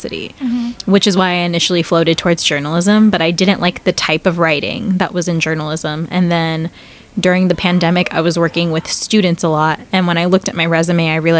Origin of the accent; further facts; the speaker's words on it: Temecula, California, United States; moved away as an adult; also born or lived in Hampton, Virginia / San Diego; I grew up in Temecula